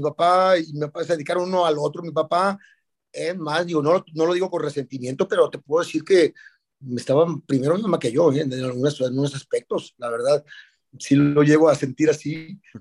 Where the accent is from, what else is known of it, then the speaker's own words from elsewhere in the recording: Guadalajara, Jalisco, Mexico; Soy tapatío de Guadalajara, Jalisco. Nacido el 7 de febrero de 1962